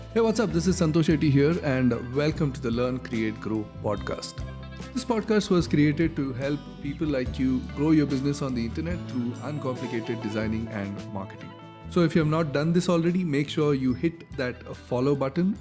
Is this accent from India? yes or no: yes; India; I'm from India